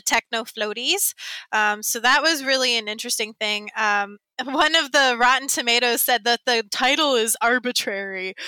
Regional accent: the South, United States; I grew up in the South and in a very white area in the South

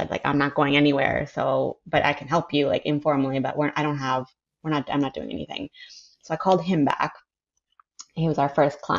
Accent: San Francisco, California, United States; born there; Sure. So I was born I go way back. I was born in San Francisco.

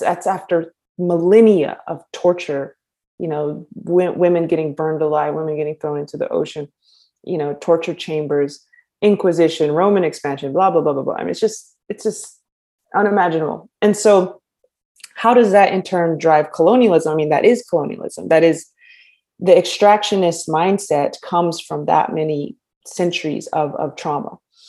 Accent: United States; So, greetings, my kin and my people. I'm from the Tsétsêhéstâhese clan of the Diné nation. We're also incorrectly known as Navajo.

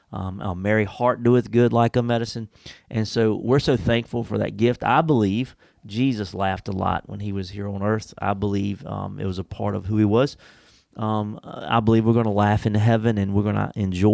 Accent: United States; I'm much more of a Christian than I am an American

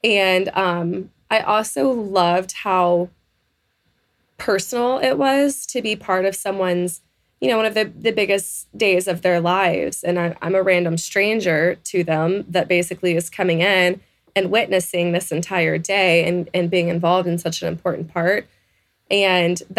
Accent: Texas, United States; I was born and raised in Texas

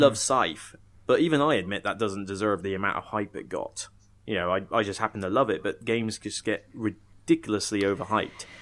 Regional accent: Somerset, South West England, United Kingdom; moved away; also born or lived in Southampton; I come from Somerset originally

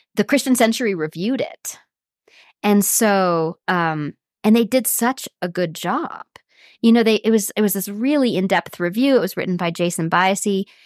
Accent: Sioux Falls, South Dakota, United States; I grew up in South Dakota, um, in Sioux Falls, which is a kind of middle-sized city on the far east of that state

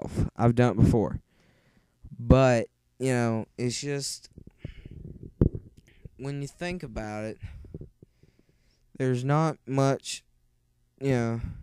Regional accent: West Virginia, United States; accent: thick; moved away; originally, yes, I'm from West Virginia. And if you can't understand my accent, I know it's thick

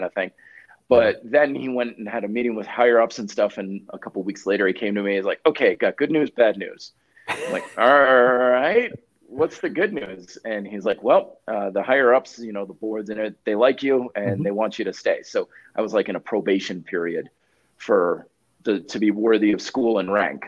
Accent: Vermont, United States; moved away as an adult; now in Colorado, United States; I even stayed living in my hometown of Vermont

